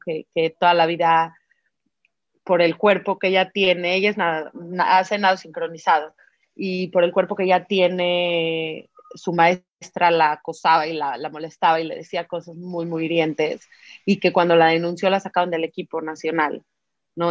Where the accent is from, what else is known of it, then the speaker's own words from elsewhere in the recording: Mexico; como mexicanos